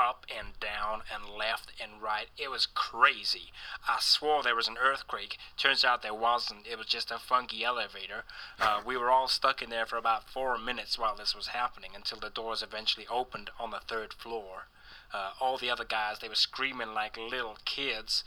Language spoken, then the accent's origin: English; United Kingdom; accent: British; moved away; my British accent